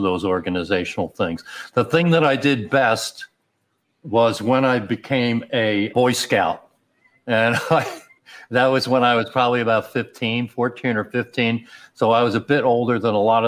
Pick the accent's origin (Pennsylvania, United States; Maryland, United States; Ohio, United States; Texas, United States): Pennsylvania, United States; Upper Darby; also born or lived in Philadelphia; I was born in Philly, but grew up outside of Philly